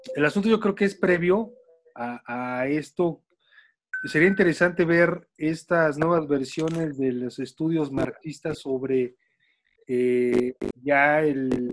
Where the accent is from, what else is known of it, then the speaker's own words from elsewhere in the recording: Mexico; lo que somos los mexicanos